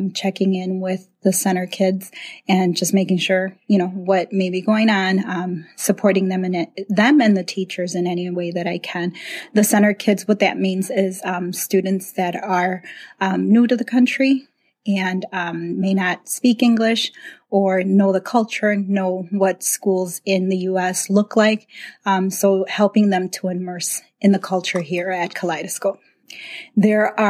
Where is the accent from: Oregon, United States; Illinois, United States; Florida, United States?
Illinois, United States; Chicago; moved away as an adult; now in Fox Valley, United States; I grew up in Chicago